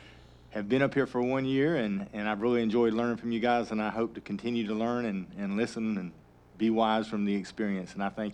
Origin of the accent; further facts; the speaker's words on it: Little River, South Carolina, United States; I'm from the big city of Little River, South Carolina, and that's District 104